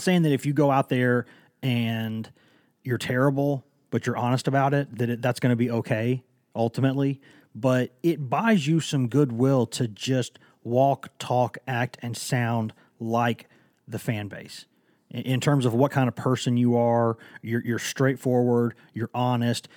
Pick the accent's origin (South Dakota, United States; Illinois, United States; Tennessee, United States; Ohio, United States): Tennessee, United States; Knoxville; also born or lived in Chattanooga; I am from Knoxville